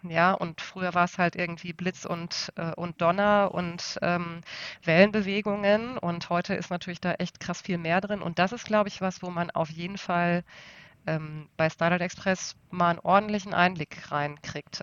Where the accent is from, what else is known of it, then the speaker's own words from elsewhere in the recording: Essen, North Rhine-Westphalia, Germany; ich komme, wie gesagt, aus dem Ruhrgebiet und zwar tatsächlich aus, dem, aus einem der aller äh, äh Nord nordöstlichsten Stadtteile von Essen an der Stadtgrenze zu Bochum-Wattenscheid